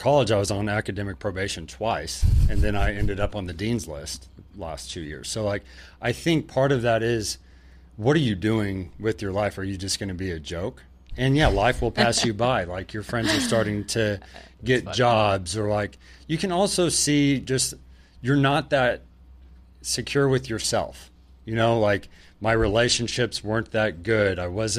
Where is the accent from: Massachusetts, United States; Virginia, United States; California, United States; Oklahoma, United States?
Oklahoma, United States; We grew up in Oklahoma, so we just see that growing up.